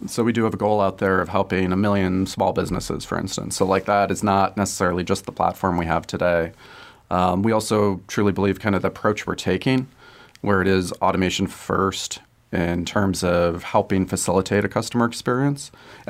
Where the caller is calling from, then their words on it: Chicago, Illinois, United States; From Chicago today. So we're primarily headquartered in Chicago, but distributed kind of all over the place.